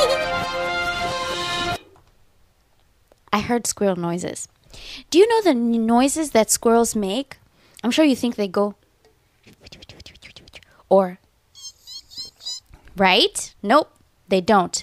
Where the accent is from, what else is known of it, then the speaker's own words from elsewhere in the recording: Kenya; now in Los Angeles, United States; I'm from Kenya